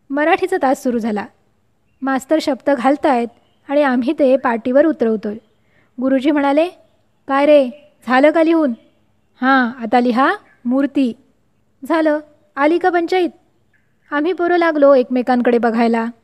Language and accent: Marathi; Vervali, Maharashtra, India; माझं बालपण आणि माहेरचं छोटंसं गाव वेरवली याविषयी वेरवली लांजा तालुक्यातलं छोटंसं गाव